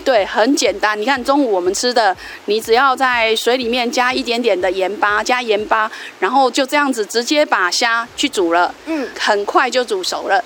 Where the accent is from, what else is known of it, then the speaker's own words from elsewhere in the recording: Dongshi, Chiayi County, Taiwan; 来到我们东石，来到我们乡下